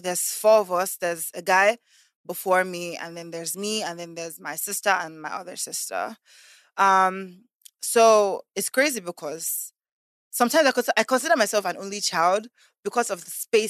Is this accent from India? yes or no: no; Lagos, Nigeria; also born or lived in America / Canada; So I actually grew up in Lagos. Very much sophisticated. So that's why sometimes I say I grew up in Lagos, I grew up in America, I grew up in Canada